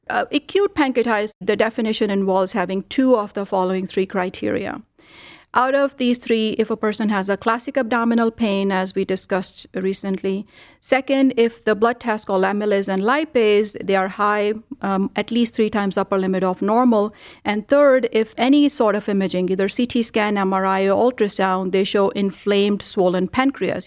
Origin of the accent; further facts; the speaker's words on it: India; now in Cleveland, United States; I grew up in India